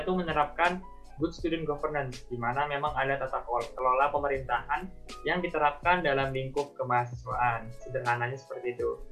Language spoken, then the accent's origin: Indonesian; Labuhanbatu, North Sumatra, Indonesia; now in Yogyakarta, Indonesia; asal saya itu memang dari Sumatera Utara, tepatnya dari suatu oh, daerah yang okay. namanya Labuan Batu